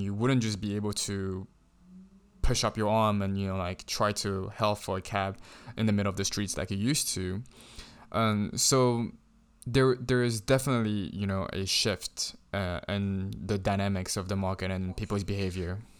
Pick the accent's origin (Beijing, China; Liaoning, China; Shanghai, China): Shanghai, China; growing up in Shanghai, I never had issues with trying to get a taxi